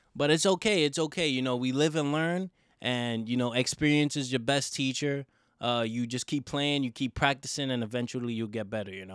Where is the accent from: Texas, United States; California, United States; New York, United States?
New York, United States; New York City; also born or lived in Manhattan; I'm from the Bronx, New York. Um, I was born in Manhattan, but I was born, I mean, I was raised in the Bronx